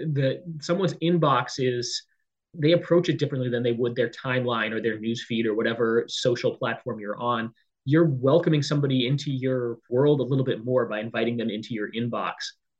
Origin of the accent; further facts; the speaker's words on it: San Diego, California, United States; So I grew up in San Diego, California.